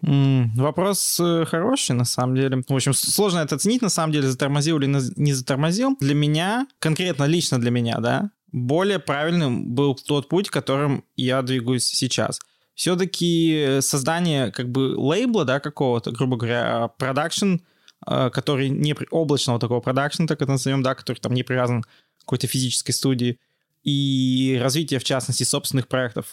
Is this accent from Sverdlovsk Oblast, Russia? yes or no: yes; Yekaterinburg, Sverdlovsk Oblast, Russia; also born or lived in Georgia; я из Екатеринбурга, я прямо, что называется, коренной екатеринбуржец. Я здесь родился и, собственно, живу большую часть жизни